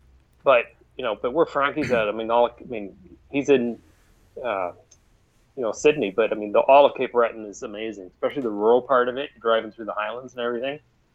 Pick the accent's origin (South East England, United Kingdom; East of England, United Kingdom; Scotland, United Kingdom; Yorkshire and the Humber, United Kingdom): Scotland, United Kingdom; Glasgow; we were up in my hometown in Glasgow, and we were at a local bar, and they were fundraising for a cat rescue deal.